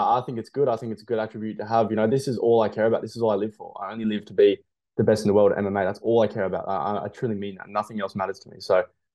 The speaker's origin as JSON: {"language": "English", "town": "Toowoomba", "region": "Queensland", "country": "Australia", "tie": "born or raised there", "also_born_or_lived": "Gold Coast", "moved": "as an adult", "lives_now": "Brisbane, Australia", "said": "I grew up in Toowoomba"}